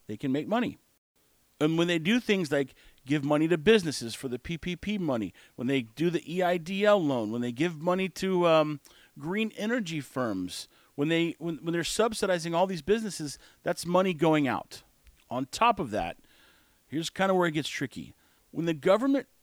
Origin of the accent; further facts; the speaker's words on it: United States; we are American